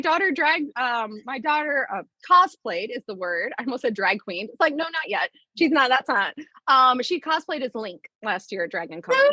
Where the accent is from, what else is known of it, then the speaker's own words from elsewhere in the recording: Atlanta, Georgia, United States; moved away as an adult; also born or lived in Rio de Janeiro, Brazil; I currently am back in my hometown of Atlanta.